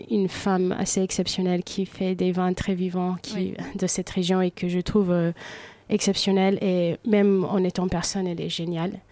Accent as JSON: {"language": "French", "country": "United States", "tie": "born or raised there", "lives_now": "France", "said": "moi j'ai grandi aux États-Unis où euh, manger c'est pour être productif, pour avancer dans la vie, pour euh, bosser mieux. Et ici en France"}